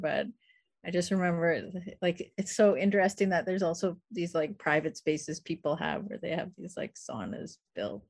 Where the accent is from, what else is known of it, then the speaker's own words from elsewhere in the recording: Saskatoon, Saskatchewan, Canada; I grew up in Saskatoon